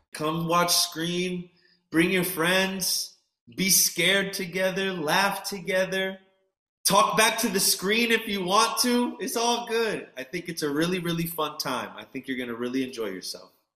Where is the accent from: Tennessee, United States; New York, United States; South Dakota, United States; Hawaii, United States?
New York, United States; New York City; I'm a New Yorker